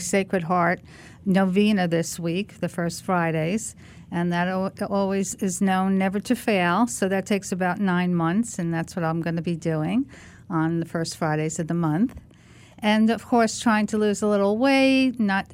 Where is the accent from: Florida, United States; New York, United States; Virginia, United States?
New York, United States; I'm from New York